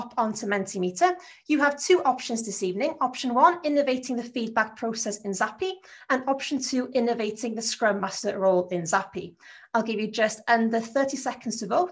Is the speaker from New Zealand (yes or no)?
no; Anglesey, North Wales, United Kingdom; accent: Anglesey, North Wales; my accent is from a place called Anglesey in North Wales.